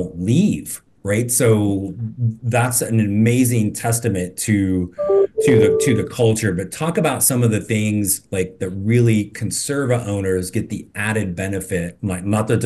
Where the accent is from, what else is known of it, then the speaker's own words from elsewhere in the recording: Midwest, United States; moved away; also born or lived in the South; I grew up in Midwest, but I've been in the South for a long time